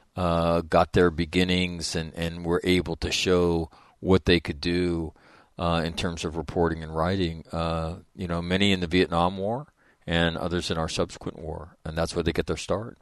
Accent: United States; as an American

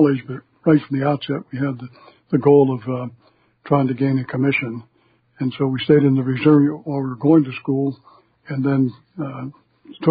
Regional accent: Dormont, Pennsylvania, United States; also born or lived in Brownsville, Pennsylvania; I was born in Brownsville, Pennsylvania, about 35 miles south of Pittsburgh. I lived most of my life, young life, in suburbs of Pittsburgh, a little town called Dormont

